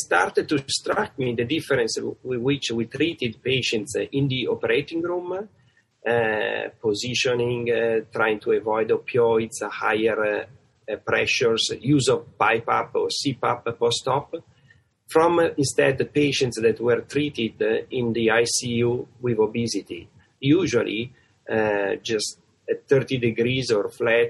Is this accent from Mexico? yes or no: no; Italy; accent: Italian; moved away as an adult; now in United States; I have a kind of great accent, which is from Italy. And so I come from Italy